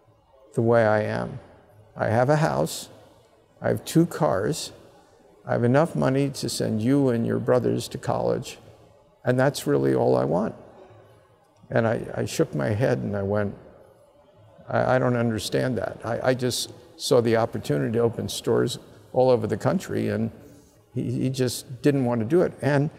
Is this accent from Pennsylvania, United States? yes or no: yes; Abington, Pennsylvania, United States; from Abington High School in Abington, Pennsylvania